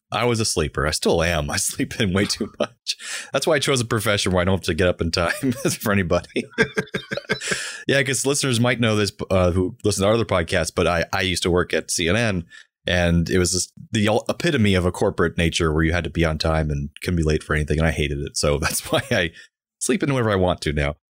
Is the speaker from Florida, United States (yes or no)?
yes; Orlando, Florida, United States; I was born and raised in Orlando